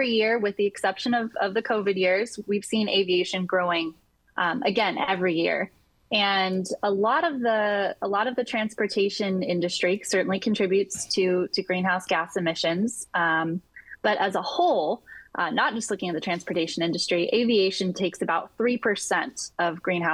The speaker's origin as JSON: {"language": "English", "town": "North Pole", "region": "Alaska", "country": "United States", "also_born_or_lived": "Pacific Northwest", "moved": "yes", "said": "I'm originally from North Pole, Alaska"}